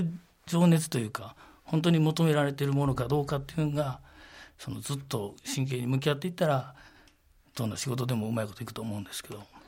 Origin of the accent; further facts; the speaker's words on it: Sakai, Osaka, Japan; moved away as an adult; now in Gunma, Japan; 堺出身ですっていうのはなんとなく誇りに思ってますけど